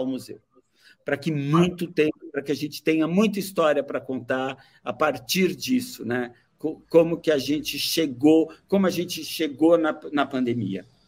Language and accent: Portuguese; Brazil; como nós brasileiros